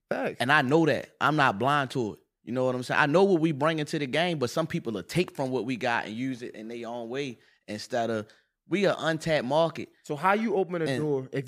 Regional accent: Baltimore, Maryland, United States; Say he knocked a nigga out or something, and I say I'm from Baltimore.

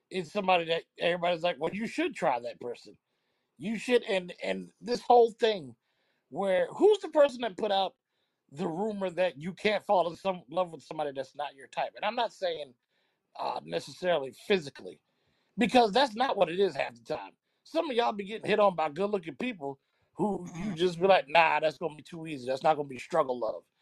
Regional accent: Chicago, Illinois, United States; I need a nigga that might get me shot or killed, like I'm from Chicago.

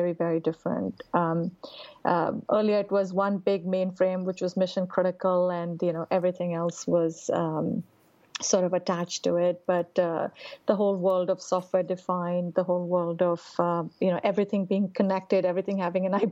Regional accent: India; moved away as an adult; also born or lived in New Delhi, India / Bombay, India / Bangalore, India; now in Raleigh, United States

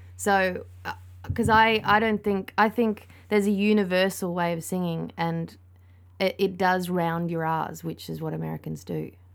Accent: Australia; I'm Australian.

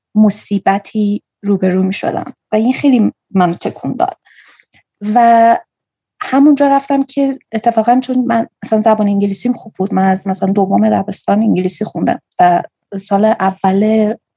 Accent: Kerman, Kerman Province, Iran; also born or lived in Bam; now in Afghanistan; من کرمانی هستم

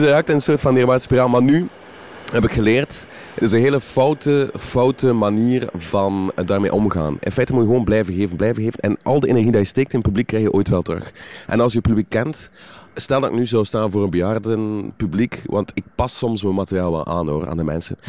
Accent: West Flanders, Belgium; accent: West Flemish; ik ben van West-Vlaanderen

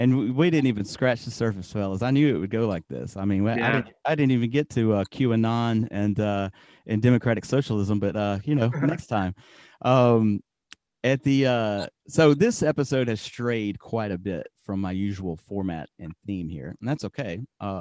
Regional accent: Alabama, United States; we're all from Alabama

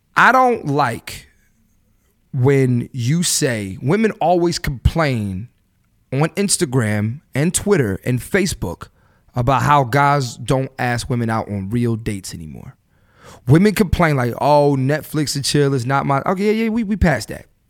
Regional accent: Philadelphia, Pennsylvania, United States; growing up in Philly

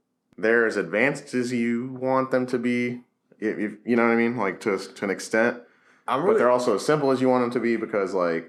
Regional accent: Kansas City, United States; I'm from Kansas City.

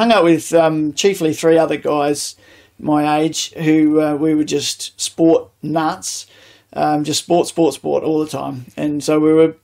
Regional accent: Adelaide, South Australia, Australia; growing up in Greenacres, which is northeast suburbs of Adelaide.

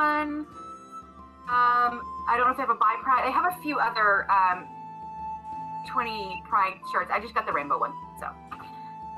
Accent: East Texas, United States; East Texas. So that's just where I'm from

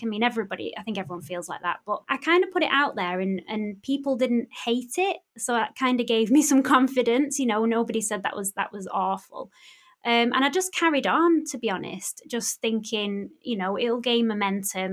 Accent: Bury, North West England, United Kingdom; my hometown in Bury

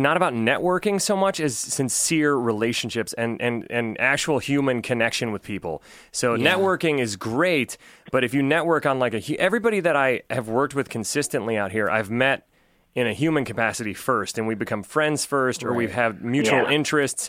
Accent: Ohio, United States; moved away; I'm from Ohio

